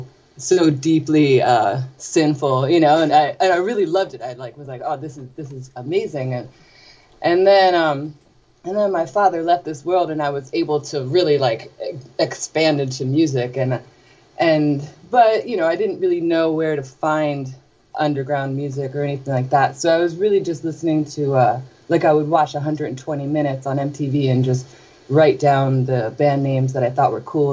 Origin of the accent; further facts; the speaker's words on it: New Jersey, United States; I grew up in New Jersey.